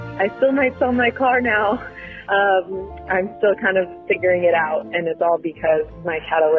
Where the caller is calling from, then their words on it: Oakland, California, United States; I'm calling from Oakland, California.